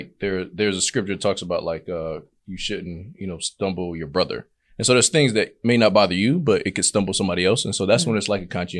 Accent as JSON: {"language": "English", "town": "Fort Lauderdale", "region": "Florida", "country": "United States", "moved": "yes", "lives_now": "Atlanta, United States", "said": "I'm from Fort Lauderdale, but I've been in Atlanta."}